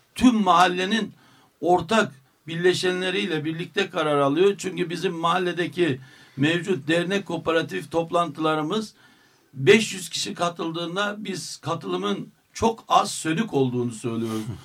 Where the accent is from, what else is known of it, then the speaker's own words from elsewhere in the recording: Derbent, Istanbul, Turkey; bizim dedelerimizin oraya kurduğu mahallede niçin bizim yaşama hakkımız olmasın